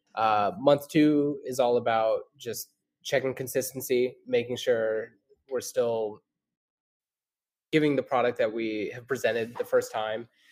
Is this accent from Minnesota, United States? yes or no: no; Idaho, United States; moved away as an adult; now in North Carolina, United States; I grew up in Idaho my whole life